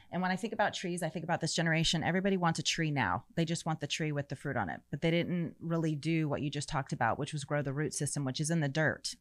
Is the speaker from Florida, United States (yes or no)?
yes; St. Petersburg, Florida, United States; moved away as an adult; also born or lived in Orlando / Tampa; now in Texas, United States; I was born and raised in Florida. I was born in Saint Pete, raised in Florida my whole life until God called us to Texas when I was thirty-six years old